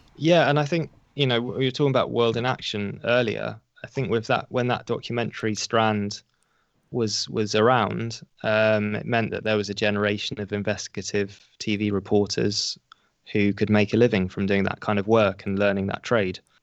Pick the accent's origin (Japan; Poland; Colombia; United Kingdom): United Kingdom; as a British journalist